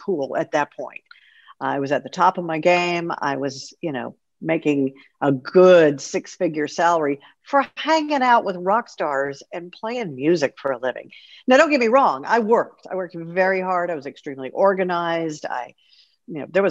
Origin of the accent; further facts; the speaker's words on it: Houston, Texas, United States; I was a rock and roll DJ at one of the top rock stations in Houston, Texas, Rock 101, KLOL, a couple of other stations before that, but I was very fortunate to be on the air in my hometown pretty much my entire career